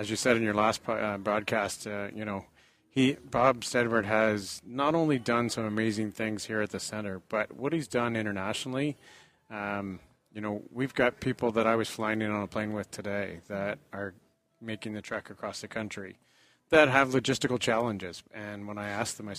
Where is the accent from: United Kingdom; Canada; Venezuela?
Canada; 300 other crazy Canadians that made the trek from my hometown